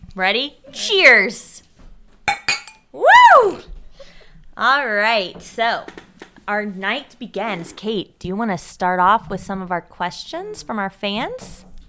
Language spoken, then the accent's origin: English; Louisville, Kentucky, United States; now in Cincinnati, United States; my hometown, Louisville